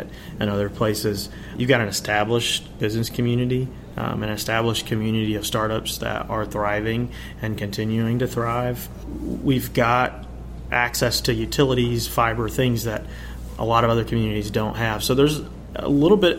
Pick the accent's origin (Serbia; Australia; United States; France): United States; Covington, Georgia; moved away as an adult; now in Athens, United States; I grew up not too far. I'm from Covington, Georgia, Newton County